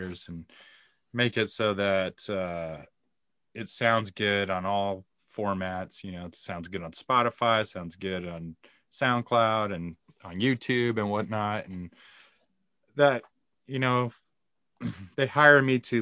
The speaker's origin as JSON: {"language": "English", "town": "Lake Havasu City", "region": "Arizona", "country": "United States", "tie": "born or raised there", "said": "There's five ravers where I grew up in Lake Havasu City"}